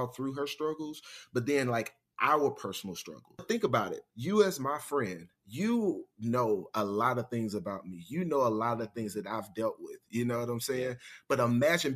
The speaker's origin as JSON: {"language": "English", "town": "Mobile", "region": "Alabama", "country": "United States", "tie": "born or raised there", "moved": "yes", "lives_now": "Washington, D.C., United States", "said": "Growing up in Alabama, growing up in Mobile, I would never take that back, especially living in a city like DC now"}